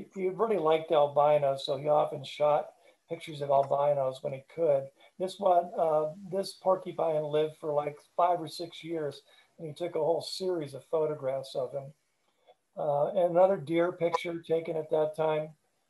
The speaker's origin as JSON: {"language": "English", "region": "Pennsylvania", "country": "United States", "also_born_or_lived": "Upper Peninsula, Michigan", "moved": "yes", "lives_now": "Marquette, United States", "said": "I moved to Marquette in 2001, which was the second time that I lived in the UP. I'm from Pennsylvania originally."}